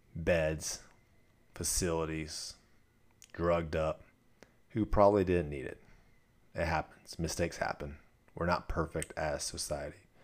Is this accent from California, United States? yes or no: yes; Southern California, United States; now in Dallas, United States; I grew up in Southern California